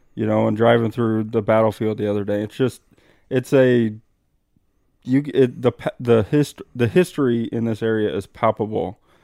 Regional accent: Midwest, United States; moved away; also born or lived in Arizona; growing up as a Midwesterner

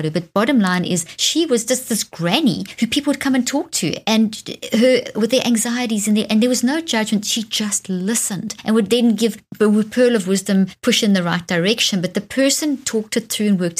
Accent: Zimbabwe; moved away; also born or lived in South Africa; Zimbabwe, where I was born in Zimbabwe

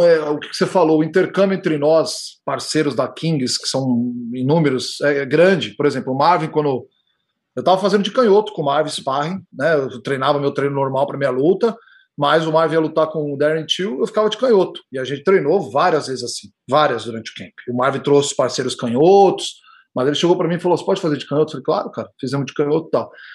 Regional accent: São Paulo, Brazil; moved away; Eu nasci em São Paulo, sou, sou de São Paulo

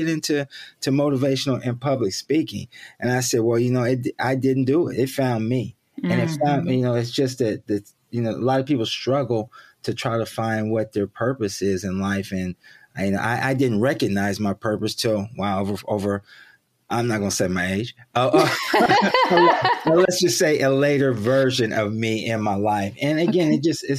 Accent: Columbus, Ohio, United States; moved away; I'm born and raised in Columbus, Ohio

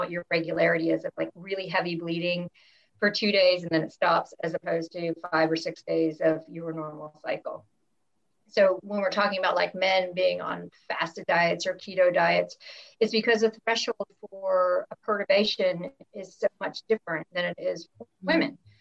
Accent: United States; growing up in the States

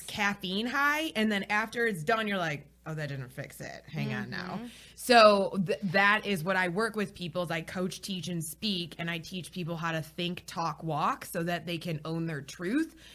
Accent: Michigan, United States; moved away as an adult; now in Charlotte, United States; I'm from Michigan

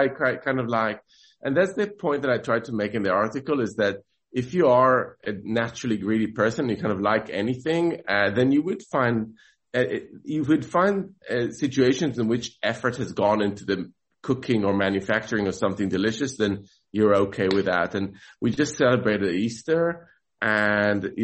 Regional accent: Jerusalem, Jerusalem District, Israel; I grew up in Jerusalem

